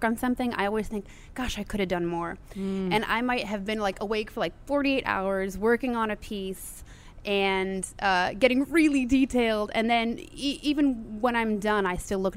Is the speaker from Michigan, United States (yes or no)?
no; Chicago, Illinois, United States; moved away as an adult; now in New Orleans, United States; I'm originally from Chicago, and my mom is born in Chicago.